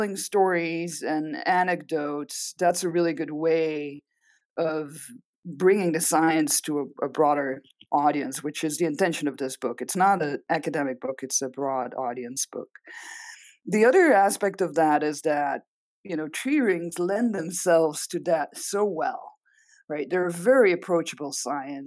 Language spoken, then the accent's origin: English; Belgium; first language Dutch; English is a second language; moved away as an adult; now in Arizona, United States; I'm Belgian originally. So if you hear an accent, that's because my mother tongue is Dutch. I did all of my education, including a PhD in Belgium, and then moved to the US afterwards